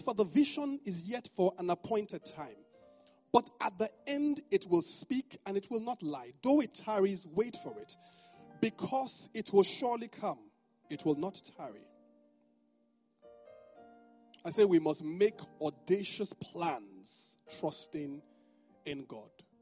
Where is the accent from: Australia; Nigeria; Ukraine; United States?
Nigeria; Benin City, Edo; now in Lagos, Nigeria; this is just my Benin man side.